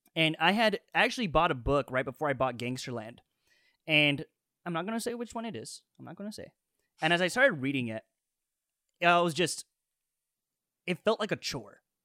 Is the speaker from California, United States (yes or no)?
yes; Indio, California, United States; also born or lived in Tijuana, Mexico; I was born in Tijuana, Mexico, but I've spent most of my life in Indio, California, where I was raised.